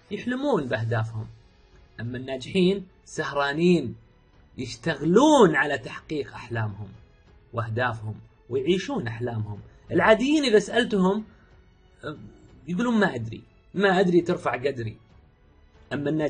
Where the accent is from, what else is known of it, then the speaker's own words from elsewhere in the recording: Riyadh, Riyadh Province, Saudi Arabia; من مواليد الرياض عام 1980 1400 سعودي اموت في السعوديه